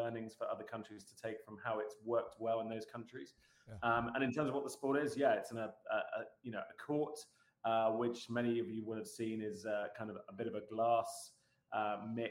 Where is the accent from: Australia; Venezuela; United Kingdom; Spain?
United Kingdom; moved away as an adult; also born or lived in United States / UAE / Canada; now in Southern California, United States; I say I'm a Brit. I say paddle